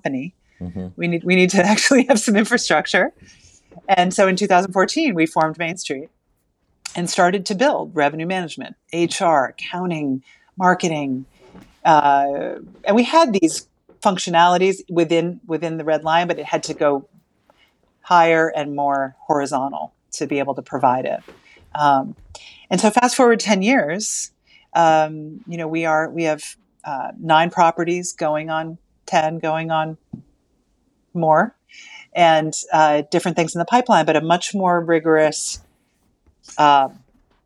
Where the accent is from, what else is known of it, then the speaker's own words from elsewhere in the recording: the Berkshires, Massachusetts, United States; We are from the Berkshires